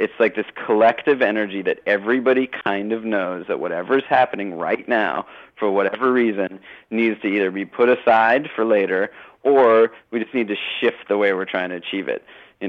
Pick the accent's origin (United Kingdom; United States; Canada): Canada; it's one of the beauties of being a Canadian that you can, you know, sort of like have support from people.